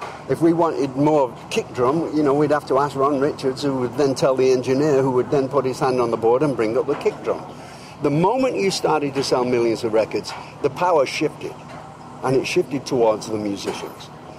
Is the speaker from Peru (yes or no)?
no; England, United Kingdom; born there; now in United States; I mean, I'm English. I was born in England. I'll always be English, of course, and I'm very proud of that.